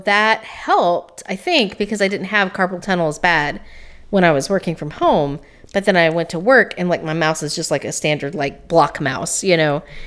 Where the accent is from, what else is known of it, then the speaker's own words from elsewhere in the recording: Greene County, Tennessee, United States; I grew up in Greene County, Tennessee